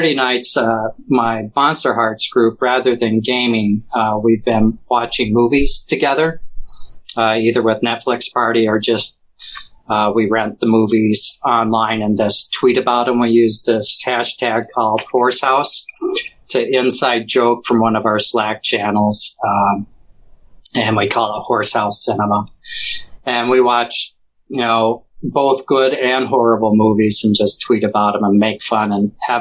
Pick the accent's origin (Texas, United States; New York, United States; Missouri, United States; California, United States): Missouri, United States; especially being down in Missouri, which was a slave state